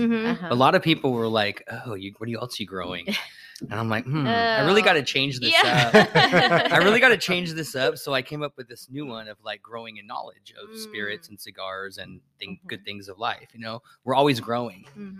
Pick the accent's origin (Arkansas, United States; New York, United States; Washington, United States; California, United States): California, United States; I'm from Orange County.